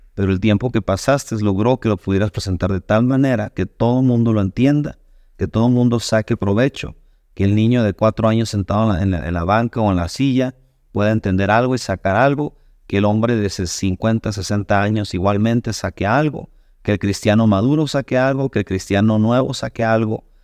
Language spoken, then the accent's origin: Spanish; Sonora, Mexico; moved away as an adult; now in Rockford, United States; yo soy de México, originario del estado de Sonora